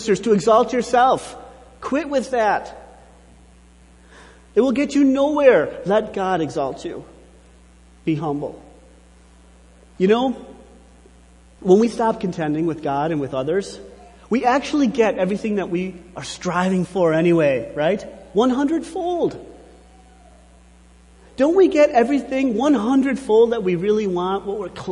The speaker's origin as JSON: {"language": "English", "country": "United States"}